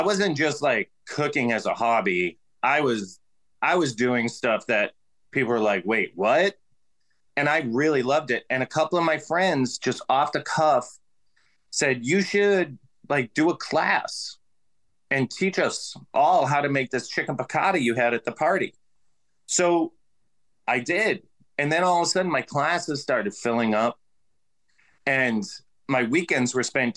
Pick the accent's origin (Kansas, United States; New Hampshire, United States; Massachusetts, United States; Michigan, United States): Massachusetts, United States; Boston; moved away as an adult; also born or lived in Berkeley, California; at 21, I moved from Boston to Berkeley, Cal, started working as a filmmaker.